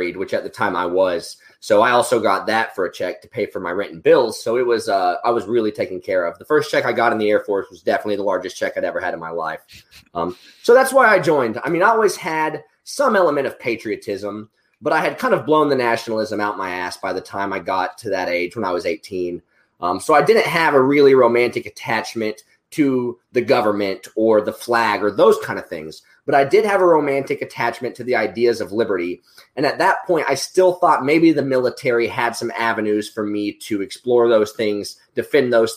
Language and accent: English; Oklahoma, United States; We're both from Oklahoma